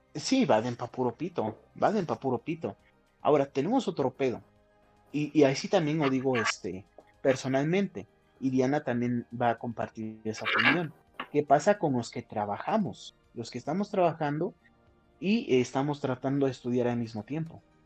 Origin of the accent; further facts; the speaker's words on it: Huauchinango, Puebla, Mexico; moved away as an adult; now in Cuautlancingo, Mexico; Yo soy de Huachinango, de la Sierra Norte de Puebla, pero estoy viviendo en la capital